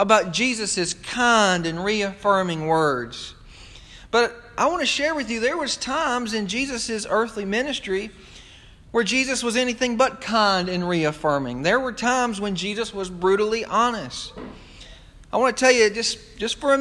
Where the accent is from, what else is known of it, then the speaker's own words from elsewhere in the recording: United States; as an American